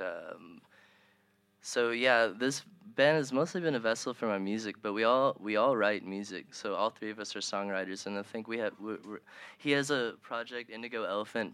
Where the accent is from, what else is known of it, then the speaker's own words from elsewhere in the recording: Owensboro, Kentucky, United States; now in Louisville, United States; I'm from Owensboro.